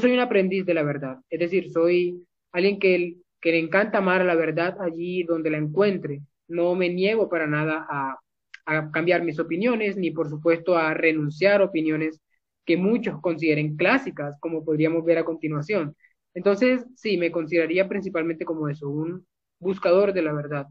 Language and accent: Spanish; Barranquilla, Atlántico, Colombia; soy de Colombia, de Barranquilla específicamente